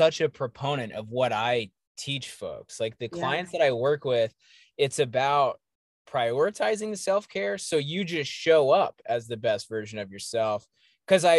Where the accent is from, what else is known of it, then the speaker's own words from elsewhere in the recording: Johnson City, Tennessee, United States; moved away; I'm from the South. I'm from East Tennessee, Johnson City, Tennessee